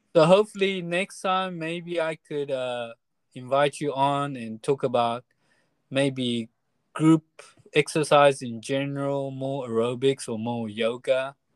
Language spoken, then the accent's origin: English; Taiwan; we're from Taiwan and our experience was from Taiwan